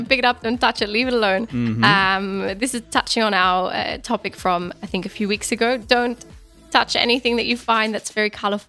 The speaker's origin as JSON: {"language": "English", "country": "Australia", "tie": "born or raised there", "said": "growing up in Australia"}